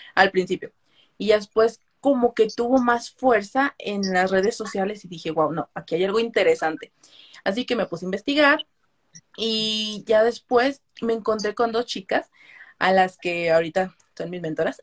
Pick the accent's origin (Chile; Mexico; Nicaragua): Mexico; tengo 23 años, soy de México